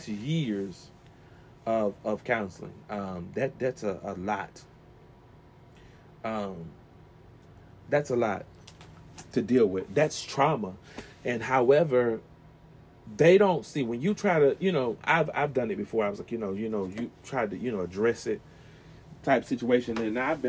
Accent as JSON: {"language": "English", "region": "the South", "country": "United States", "tie": "born or raised there", "said": "I was raised in the South"}